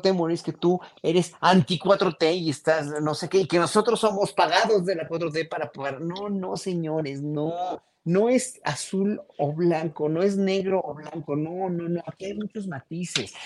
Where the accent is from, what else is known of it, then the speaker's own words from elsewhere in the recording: Mexico; estamos siendo conscientes como pueblo mexicano